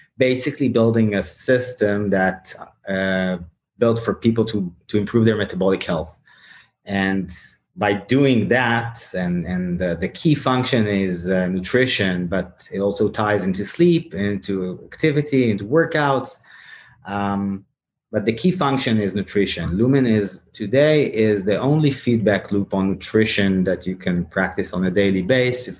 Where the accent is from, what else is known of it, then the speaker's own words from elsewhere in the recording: Tel Aviv, Tel Aviv District, Israel; my hometown is Tel Aviv